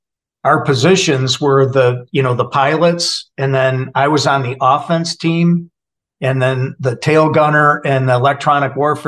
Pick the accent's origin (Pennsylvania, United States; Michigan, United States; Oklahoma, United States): Michigan, United States; Saginaw; moved away as an adult; also born or lived in Sacramento, California; I'm a Midwestern guy, born and raised in Saginaw, Michigan.